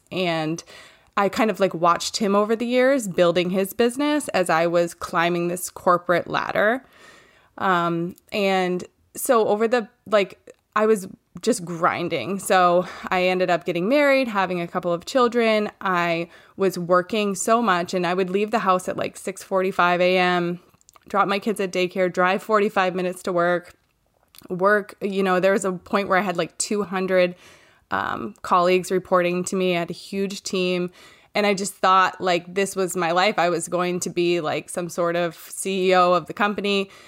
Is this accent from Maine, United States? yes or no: yes; Maine, United States; I'm from Maine, and I live here with my husband, Ross